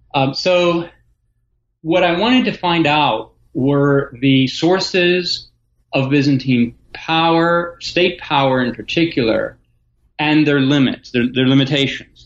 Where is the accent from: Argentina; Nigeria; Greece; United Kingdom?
Greece; Athens, Attica; moved away as an adult; also born or lived in Michigan, United States; now in Ohio, United States; born in Athens, Greece, uh, in 1971 during the dictatorship. Um, my mother is American, my father is Greek, so I grew up bilingual in Athens